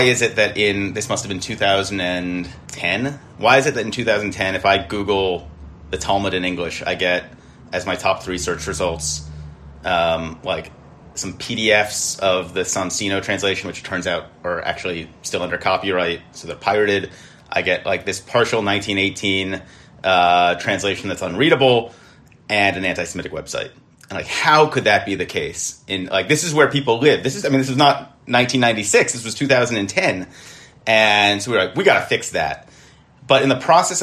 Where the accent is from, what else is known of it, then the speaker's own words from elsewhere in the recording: United States; we have as American Jews